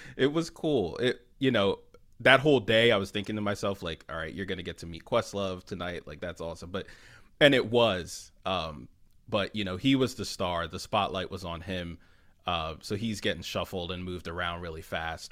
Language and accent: English; Philadelphia, Pennsylvania, United States; I'm from Philly originally